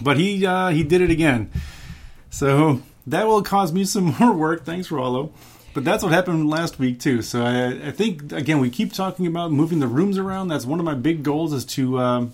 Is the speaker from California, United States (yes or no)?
no; Lodi, Wisconsin, United States; I went to school in Lodi, Wisconsin